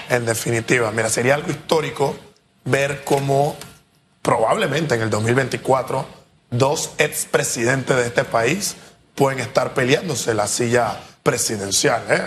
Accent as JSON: {"language": "Spanish", "country": "Panama", "said": "como panameños"}